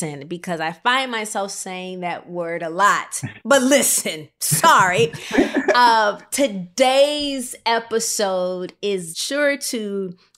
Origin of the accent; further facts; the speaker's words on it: Rockford, Illinois, United States; moved away; I am from Rockford, Illinois